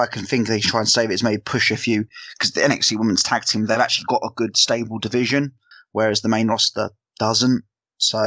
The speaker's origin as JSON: {"language": "English", "region": "South of England", "country": "United Kingdom", "accent": "Southern English", "said": "me being my English, the Southern English snob"}